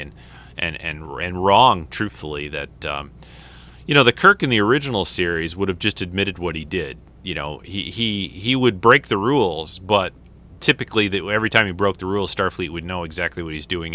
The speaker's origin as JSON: {"language": "English", "country": "United States", "moved": "yes", "said": "I'm from the United States"}